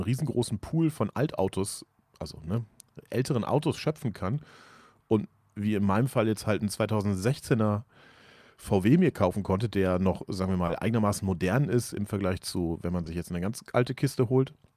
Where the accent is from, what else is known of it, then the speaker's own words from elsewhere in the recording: Germany; als Deutscher